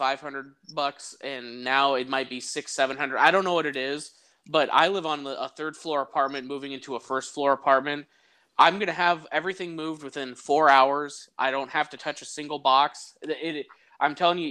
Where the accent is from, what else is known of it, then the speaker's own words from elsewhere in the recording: Iowa, United States; I'm from Iowa